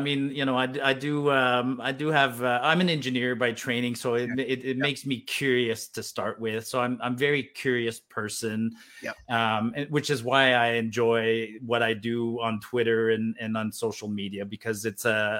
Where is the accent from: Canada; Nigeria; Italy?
Canada; Ottawa, Ontario; first language French; moved away as an adult; now in Alberta, Canada; I was actually, I was born in Ottawa, actually